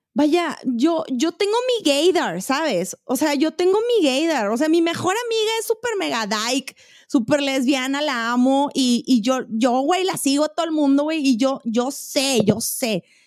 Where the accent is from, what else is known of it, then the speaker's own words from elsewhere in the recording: Monterrey, Nuevo León, Mexico; now in Chihuahua, Mexico; en Monterrey, yo siento, güey, y soy regia